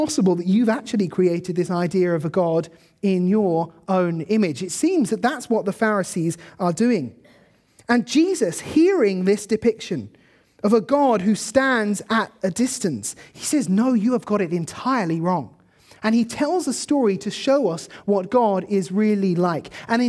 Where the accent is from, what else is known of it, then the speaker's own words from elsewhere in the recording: South East England, United Kingdom; I grew up in Kent, so the kind of view I have in mind is this, sort of beautiful green pastures.